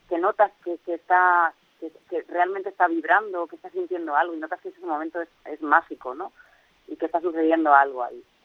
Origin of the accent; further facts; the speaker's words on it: Alicante, Valencian Community, Spain; yo soy de Alicante